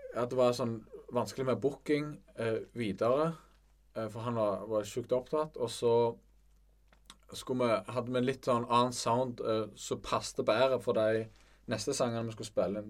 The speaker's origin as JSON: {"language": "Norwegian", "town": "Bryne", "region": "Rogaland", "country": "Norway", "said": "vi er begge fra Bryne"}